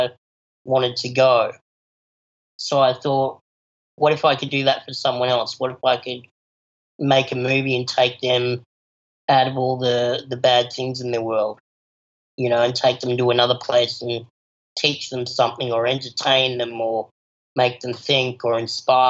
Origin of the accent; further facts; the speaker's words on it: Adelaide, South Australia, Australia; also born or lived in Palo Alto, California; I'm an Adelaide born and bred